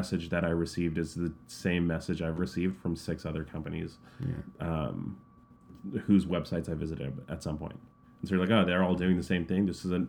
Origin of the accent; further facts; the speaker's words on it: Canada; I know as a Canadian customer, the worst thing I can get, and I actually got this from Marriott Bonvoy.